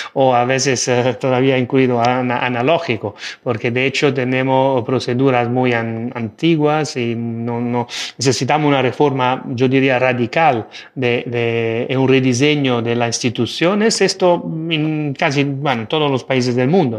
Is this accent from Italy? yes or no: yes; Italy; Spanish is a second language; now in Spain; como soy italiano